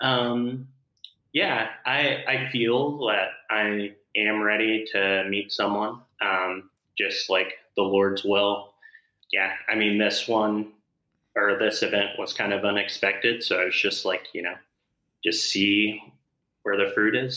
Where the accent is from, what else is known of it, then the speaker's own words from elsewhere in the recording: Muncie, Indiana, United States; I'm from Muncie, Indiana